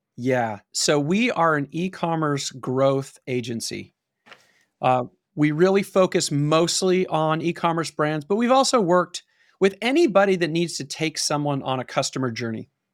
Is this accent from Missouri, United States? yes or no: no; Pasadena, California, United States; I grew up in Pasadena, which is outside of Los Angeles